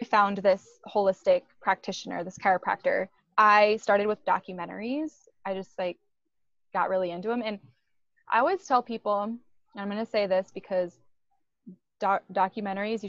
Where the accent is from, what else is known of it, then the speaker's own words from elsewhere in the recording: Iowa, United States; I grew up in Iowa